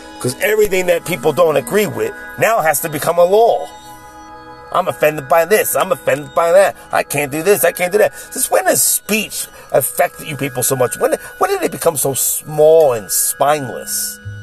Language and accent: English; Philadelphia, Pennsylvania, United States; my hometown of Philly